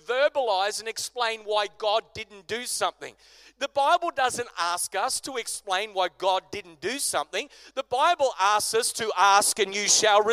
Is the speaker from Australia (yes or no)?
yes; Australia; as an Aussie church